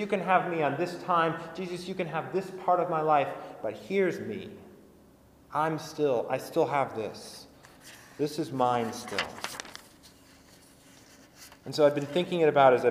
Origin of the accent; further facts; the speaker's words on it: United States; in America, we've sort of built our political identity about this